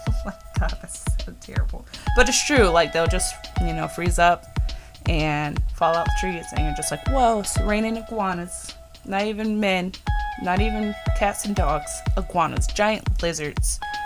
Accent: Florida, United States; born or raised there; also born or lived in Virginia, United States

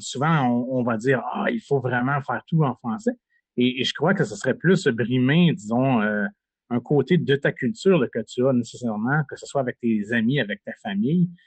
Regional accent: Sainte-Rosalie, Quebec, Canada; moved away as an adult; also born or lived in Kapuskasing, Ontario; j'ai grandi à Sainte-Rosalie, un petit village du Québec, à environ à 35 minutes de Montréal

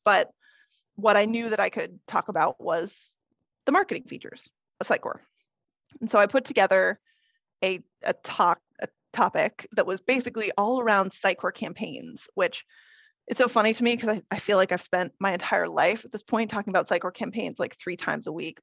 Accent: Idaho, United States; also born or lived in West Coast / Portland, Oregon; now in London, United Kingdom; I am originally from Idaho. I was born and raised in Idaho but I have lived up and down the West Coast

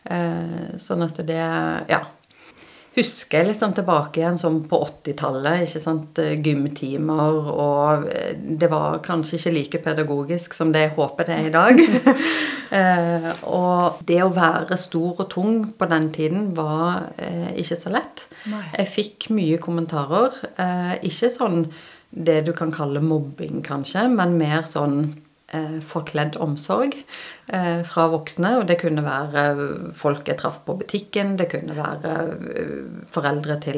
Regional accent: Stavanger, Rogaland, Norway; also born or lived in Bergen / Sørlandet; Nei, jeg er opprinnelig fra Stavanger. Og så får jeg kjeft når jeg kommer hjem til Stavanger, fordi dialekten min er ganske ødelagt.

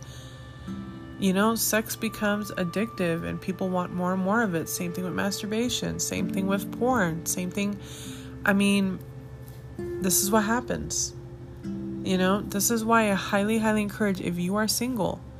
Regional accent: Arvada, Colorado, United States; now in Colorado Springs, United States; my hometown, which is Arvada, Colorado

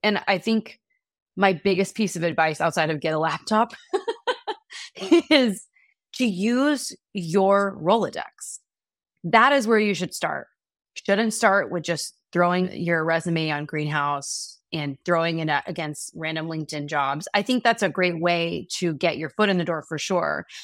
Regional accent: Dallas, Texas, United States; moved away as an adult; also born or lived in Austin, Texas; now in New York, United States; my husband and I are both from Texas, we're both from Dallas

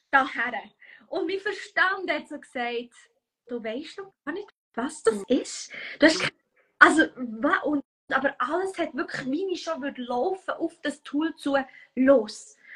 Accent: Bern, Switzerland; Wie du vielleicht hörst, ich komme aus dem Kanton Bern.

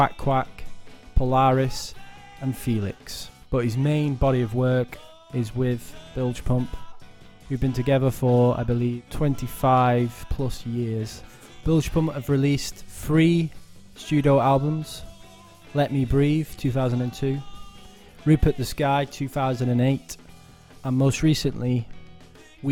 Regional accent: Wigan, North West England, United Kingdom; I'm from Wigan

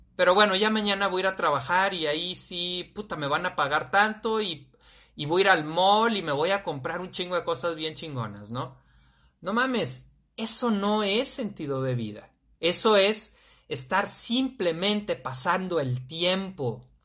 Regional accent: Torreón, Coahuila, Mexico; now in Guadalajara, Mexico; yo soy de allá, de Torreón

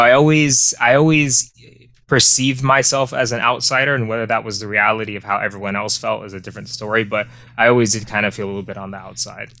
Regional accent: Tucson, Arizona, United States; born and raised in Tucson, Arizona

